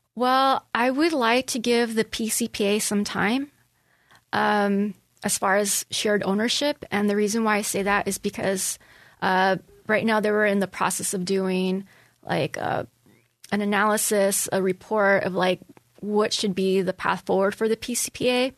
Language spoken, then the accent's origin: English; Los Angeles, California, United States; born or raised there; moved away as an adult; also born or lived in San Francisco; now in Poway, United States